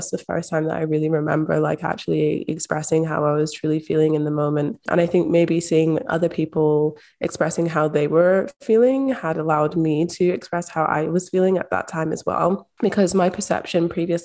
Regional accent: Scotland, United Kingdom; a Black woman growing up in Scotland

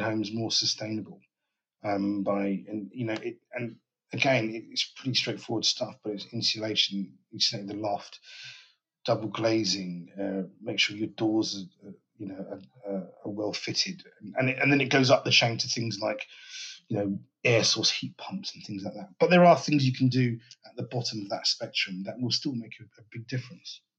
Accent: London, United Kingdom; I'm based in northwest London, a place called Dollis Hill, just around the corner from where I was born, actually, in Willesden

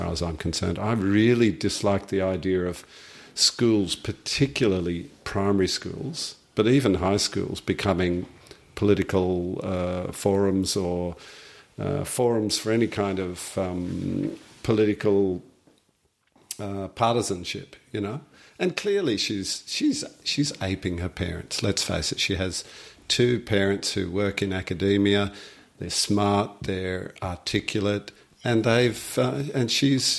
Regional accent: Australia; we as the Australian nation

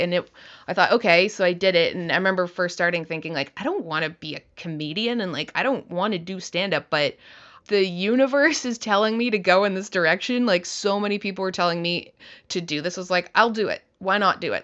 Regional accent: Canada; now in United States; I'm a Canadian

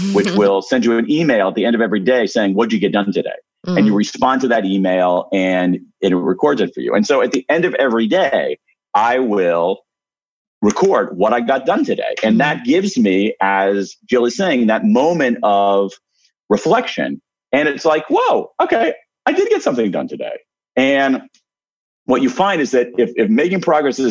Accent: Ohio, United States; I'm from Ohio, so I say, holy smokes.

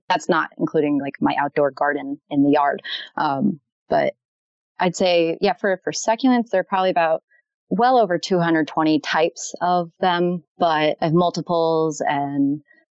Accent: Maryland, United States; now in Leesburg, United States; I'm from Maryland. I live in Leesburg, Virginia, though.

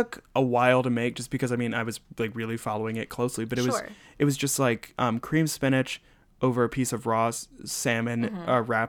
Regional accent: Plymouth Meeting, Pennsylvania, United States; Like I'm in Plymouth Meeting, which is a census designated place. So it's literally

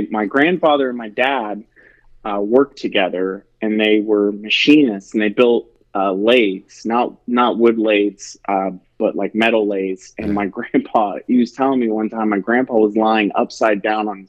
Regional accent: Cincinnati, Ohio, United States; also born or lived in Austin, Texas; I'm a born and bred Midwesterner, born and raised in Cincinnati, Ohio.

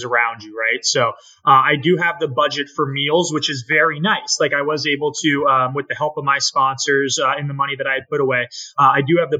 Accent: Naples, Florida, United States; I'm from Naples, Florida

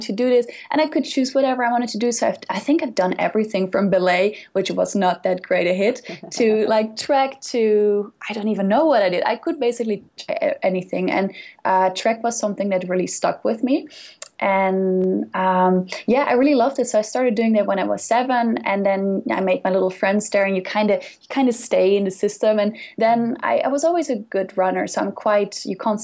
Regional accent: Netherlands; English is a second language; moved away; I'm from the Netherlands, and we are very, very active people. Basically, we bike everywhere

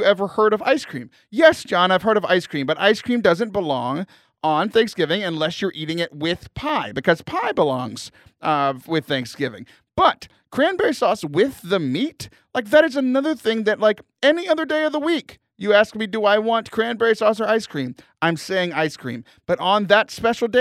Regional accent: United States; I'm an American

